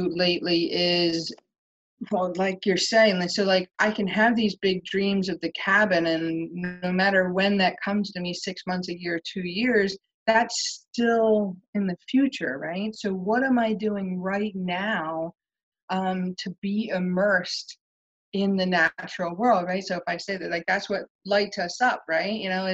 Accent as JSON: {"language": "English", "region": "Pennsylvania", "country": "United States", "said": "I live in Pennsylvania right now"}